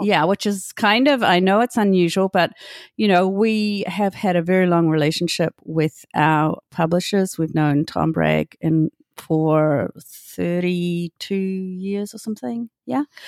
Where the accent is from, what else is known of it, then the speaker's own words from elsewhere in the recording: Hamilton, Waikato, New Zealand; moved away as an adult; I'm from Hamilton